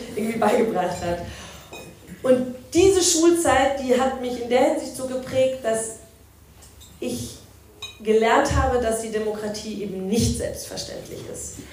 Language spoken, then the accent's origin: German; Herrsching am Ammersee, Bavaria, Germany; Ich komme aus Hersching am Ammersee und ich war auf dem Christoph Probst Gymnasium